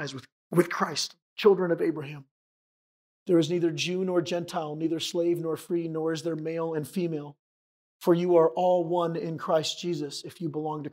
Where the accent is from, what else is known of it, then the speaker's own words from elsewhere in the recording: San Diego, California, United States; moved away; I'm from San Diego originally